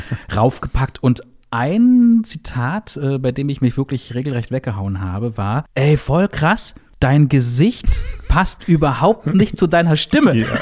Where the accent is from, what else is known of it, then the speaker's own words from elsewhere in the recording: Brandenburg, Germany; Ich bin gebürtiger Brandenburger